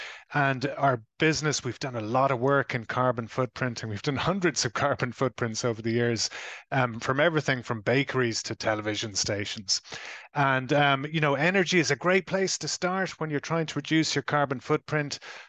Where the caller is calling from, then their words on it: Ireland; I am dialing in from the Republic of Ireland on the other side of the Atlantic